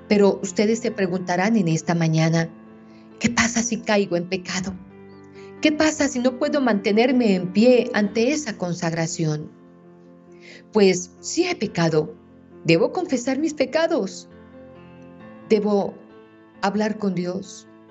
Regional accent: Meta, Colombia; Aquí en mi tierra tenemos un día festivo

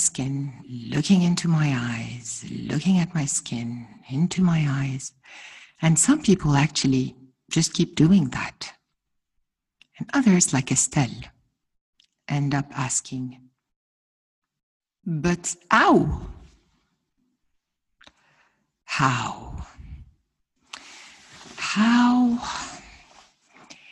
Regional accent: Ghana; I'm from Ghana

